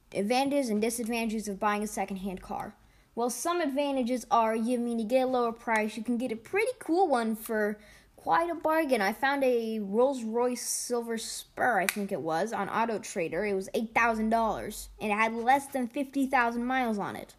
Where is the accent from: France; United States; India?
United States; I'm an American.